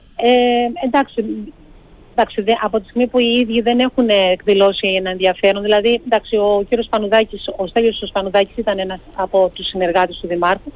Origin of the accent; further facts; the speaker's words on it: Rethymno, Crete, Greece; στο Ρέθμιο και στον τόπο μου